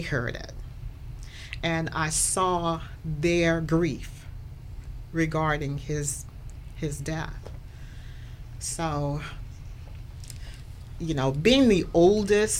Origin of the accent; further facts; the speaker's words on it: New Orleans, Louisiana, United States; moved away as an adult; now in Stafford County, Virginia, United States; From the Deep South. I'm from New Orleans